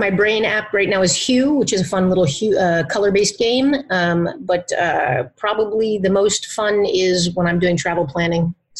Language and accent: English; Philippines; born there; You know, I think I was born in the Philippines. We lived all over the place.